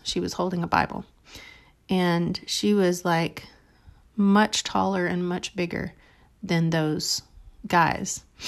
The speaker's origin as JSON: {"language": "English", "region": "South Texas", "country": "United States", "tie": "born or raised there", "also_born_or_lived": "Dallas", "said": "I was from, um, a little town in South Texas"}